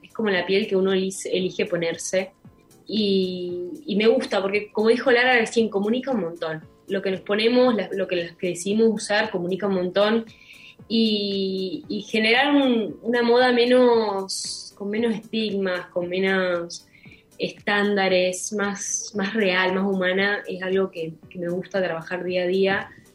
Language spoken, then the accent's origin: Spanish; Milan, Lombardy, Italy; yo nací en Milán